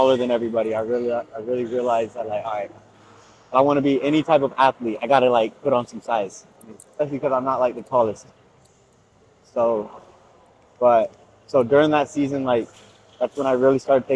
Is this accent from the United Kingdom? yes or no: no; Gainesville, Florida, United States; born and raised in Gainesville, Florida.